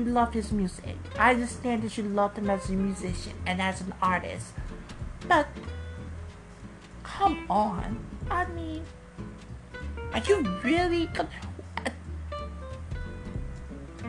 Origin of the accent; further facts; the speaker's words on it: Chicago, Illinois, United States; I am from Chicago